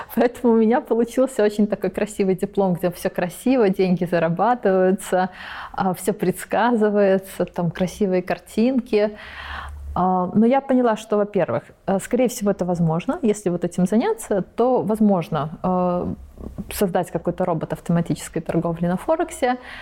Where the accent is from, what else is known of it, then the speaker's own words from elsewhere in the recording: Belarus; moved away as an adult; also born or lived in Prague, Czech Republic; now in California, United States; Я родом из Беларуси. Родилась, жила 18 лет, училась потом в Чешской республике, в Праге